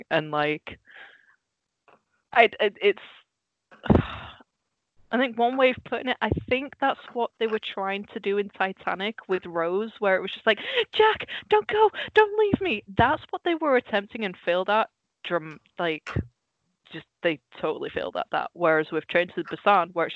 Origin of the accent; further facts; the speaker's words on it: Netherlands; moved away; I grew up in Holland, so our TV was basically everything in its original, you know, its native language, and then Dutch subtitles.